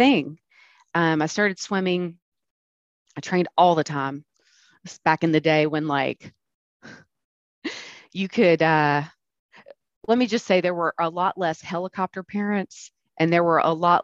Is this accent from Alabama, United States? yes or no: yes; Birmingham, Alabama, United States; now in Atlanta, United States; I grew up in Birmingham